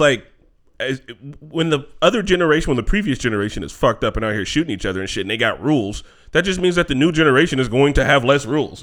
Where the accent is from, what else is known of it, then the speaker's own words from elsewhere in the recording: Gary, Indiana, United States; I'm from Gary